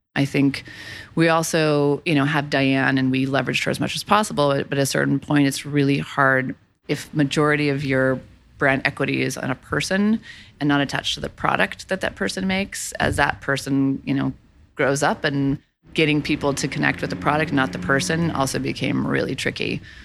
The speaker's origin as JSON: {"language": "English", "town": "Boulder", "region": "Colorado", "country": "United States", "tie": "born or raised there", "also_born_or_lived": "Los Angeles", "moved": "as an adult", "said": "I'm from Boulder, Colorado."}